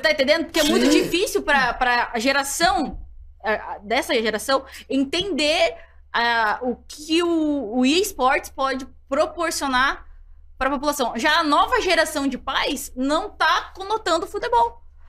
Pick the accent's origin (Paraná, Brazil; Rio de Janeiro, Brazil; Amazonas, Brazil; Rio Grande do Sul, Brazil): Paraná, Brazil; Curitiba; Eu sou natural de Curitiba